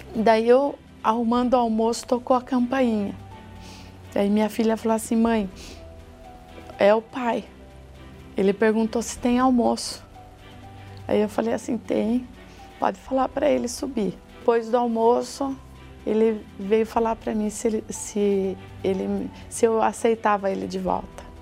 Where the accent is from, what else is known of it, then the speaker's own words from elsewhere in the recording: Sorocaba, São Paulo, Brazil; sou de Sorocaba, casada